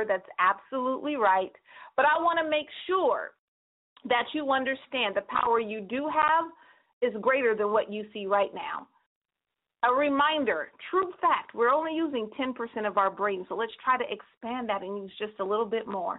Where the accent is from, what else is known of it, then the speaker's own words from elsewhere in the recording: Northern California, United States; So everybody calling from 209, that's my hometown, NorCal.